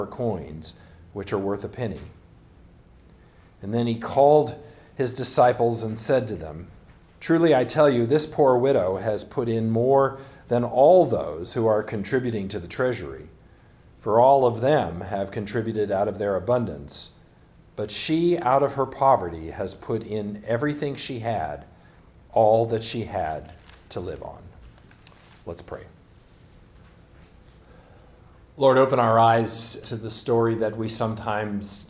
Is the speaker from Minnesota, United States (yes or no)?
no; California, United States; moved away as an adult; now in Pacific Northwest, United States; the churches that I grew up in California